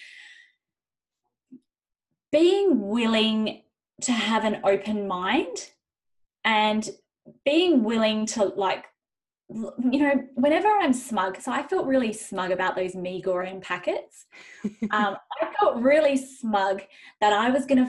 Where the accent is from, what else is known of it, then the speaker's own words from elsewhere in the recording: Zimbabwe; now in Western Australia, Australia; I was born in Zimbabwe